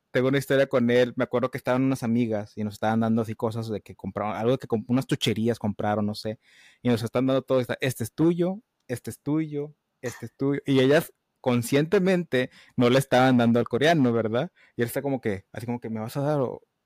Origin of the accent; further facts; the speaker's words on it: Matamoros, Reynosa, Tamaulipas, Mexico; accent: norteño; also born or lived in United States; de donde yo soy, que es Matamoros, Reynosa